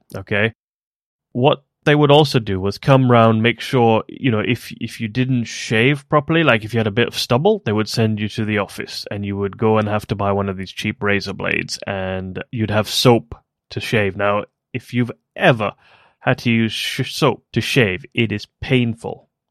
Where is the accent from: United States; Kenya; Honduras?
Kenya; moved away as an adult; also born or lived in South Africa; now in United Kingdom; I was born in Kenya and then moved to South Africa briefly and then came to the UK for university